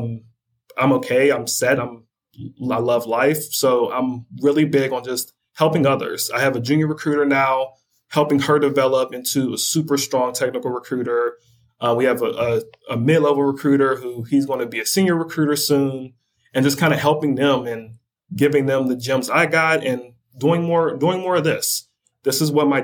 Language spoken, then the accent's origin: English; Pittsburgh, Pennsylvania, United States; I'm from Pittsburgh